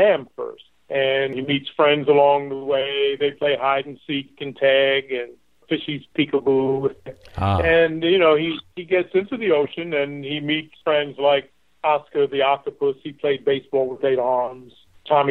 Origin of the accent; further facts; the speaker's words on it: New York City, New York, United States; now in Fort Lauderdale, United States; I'm originally from New York City